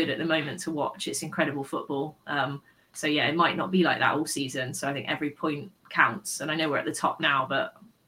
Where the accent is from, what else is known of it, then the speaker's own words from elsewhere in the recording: United Kingdom; Being like British and a Bristol fan, it doesn't come naturally